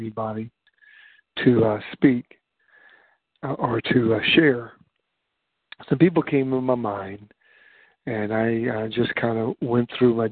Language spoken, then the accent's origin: English; Warren, Ohio, United States; when I was growing up in Warren, Ohio